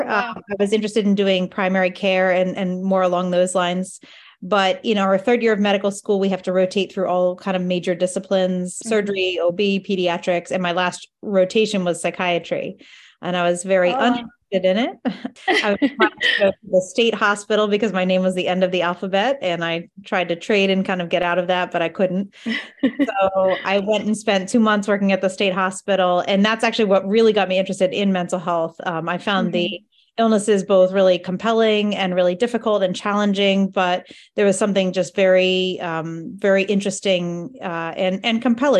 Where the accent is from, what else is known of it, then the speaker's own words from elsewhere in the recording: New Jersey, United States; I grew up in New Jersey, and my family has no Spanish-speaking background.